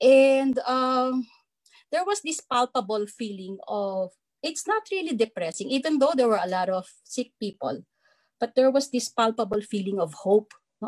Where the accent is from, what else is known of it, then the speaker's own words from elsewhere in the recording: Manila, Metro Manila, Philippines; I was born in Lourdes Hospital in Manila. I was born in Lourdes Hospital.